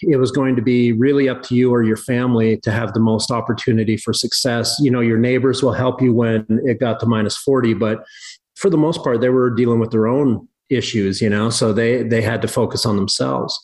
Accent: Southern British Columbia, Canada; also born or lived in Cranbrook, British Columbia / California; now in Kalispell, United States; I grew up in Southern British Columbia, not far from where I am actually now in Northern Montana.

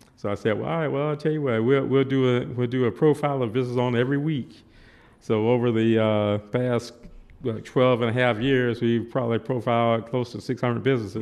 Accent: Columbia, South Carolina, United States; I was, uh, born and raised in Columbia, South Carolina

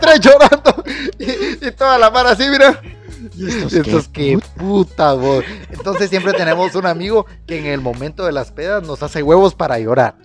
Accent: Guatemala; siendo porteño

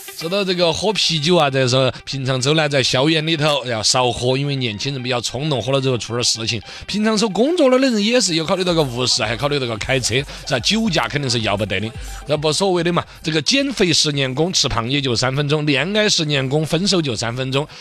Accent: Chengdu, Sichuan, China; 我们成都

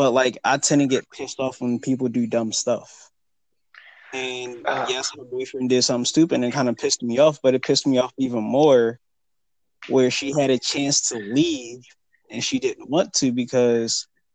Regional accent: Philadelphia, Pennsylvania, United States; I'm from Philadelphia

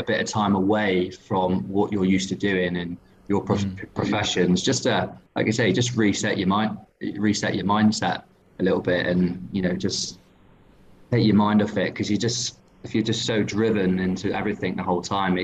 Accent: England, United Kingdom; I'm like an English blagger

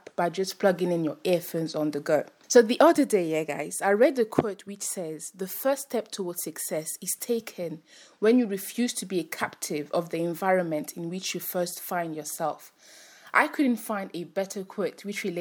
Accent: France; now in United Kingdom; I was born in France and then mm-hmm. I moved to the UK

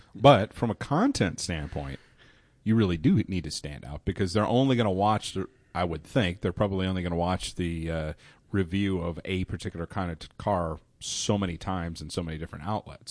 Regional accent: Ohio, United States; I'm from Ohio

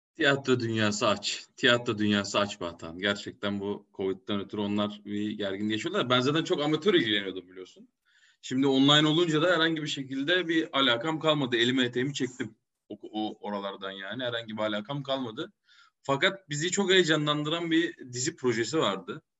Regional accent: Kayseri Province, Turkey; moved away; also born or lived in İzmir; Kayseriliyim. Evet. Ee, biz Kayseri'liyiz yani annem de haliyle Kayserili olmuş oluyor

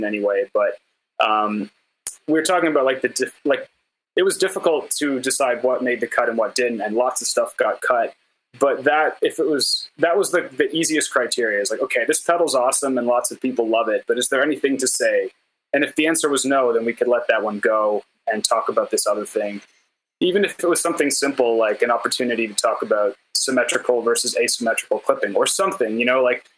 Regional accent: Canada; I'm a Canadian

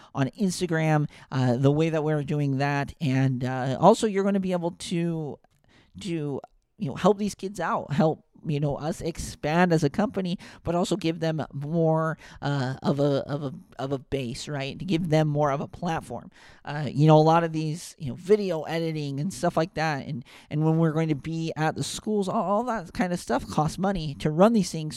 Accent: West Point, Utah, United States; I'm, I'm from West Point, Utah, so we played in the W F F L.

